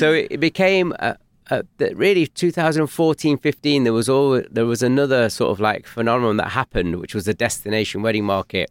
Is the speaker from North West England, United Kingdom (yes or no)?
yes; Manchester, North West England, United Kingdom; we're from North Manchester.